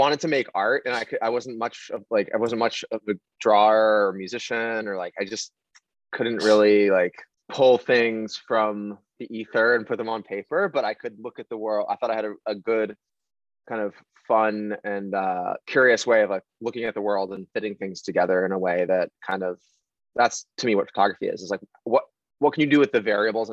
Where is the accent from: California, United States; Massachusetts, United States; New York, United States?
Massachusetts, United States; Needham; moved away as an adult; now in Brooklyn, United States; I grew up in Needham